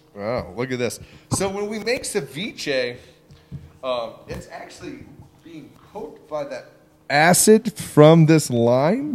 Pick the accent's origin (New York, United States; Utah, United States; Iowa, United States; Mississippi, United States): Iowa, United States; moved away; I grew up on a farm in Iowa, uh, out in the country